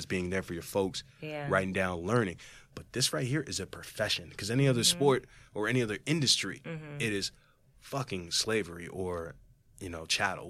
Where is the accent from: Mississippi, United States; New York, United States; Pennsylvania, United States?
Pennsylvania, United States; Philadelphia; You know, growing up near Philly or growing up literally outside of it, you can't tell me shit about AI.